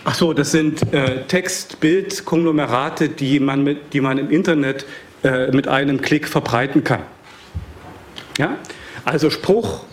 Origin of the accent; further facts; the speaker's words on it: Saxony, Germany; Ich komme aus Sachsen